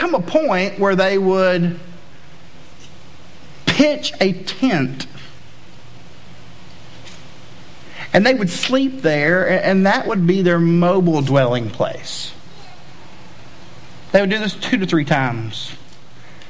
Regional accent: East Tennessee, United States; moved away; I'm from Tennessee originally, and I'm from the good part of Tennessee, because once you go west of Nashville, it gets kind of not cool. But on the east side of Tennessee, it's really cool.

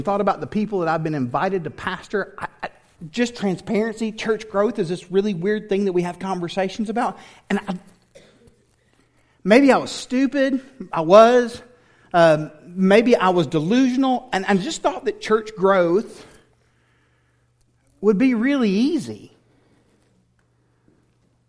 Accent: Tennessee, United States; also born or lived in Houston area, Texas; now in Texas, United States; I grew up in Tennessee

